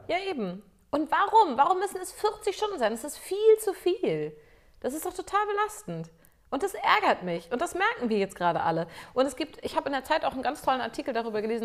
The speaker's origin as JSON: {"language": "German", "country": "Germany", "said": "ich als Deutsche hier"}